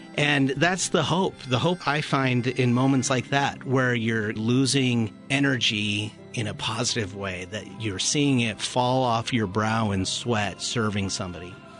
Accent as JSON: {"language": "English", "country": "United States", "tie": "born or raised there", "also_born_or_lived": "Toronto, Canada (summers)", "said": "I grew up mainly here, uh, with my mom through the school year"}